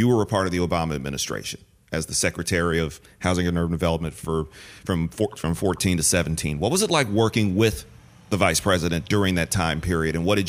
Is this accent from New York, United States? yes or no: no; Detroit, Michigan, United States; moved away; I'm in Philadelphia right now. My home state is Michigan. I'm originally from Detroit.